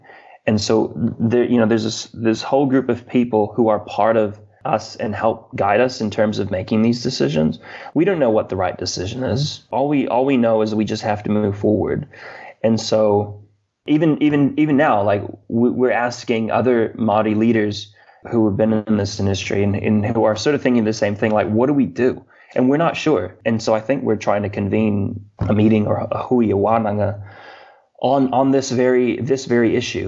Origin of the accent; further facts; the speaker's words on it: Hawaii, United States; I am a Hawaiian and I have a kuleana. I have a responsibility to Hawaii.